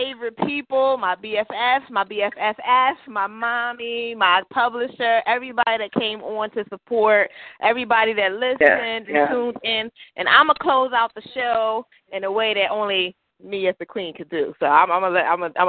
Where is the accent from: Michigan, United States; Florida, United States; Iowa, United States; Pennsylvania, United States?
Pennsylvania, United States; Philadelphia; now in New York, United States; I'm a Philadelphian. Philly all day, every day